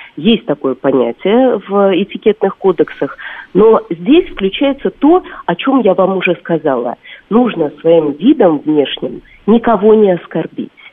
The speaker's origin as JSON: {"language": "Russian", "country": "Russia", "said": "как для русской девушки"}